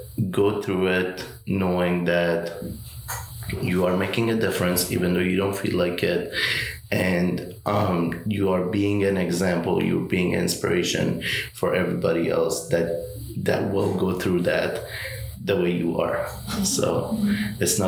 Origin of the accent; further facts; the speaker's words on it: Afghanistan; English is a second language; now in Raleigh, United States; I was born in Afghanistan, born to a kind mom and a sacrificing dad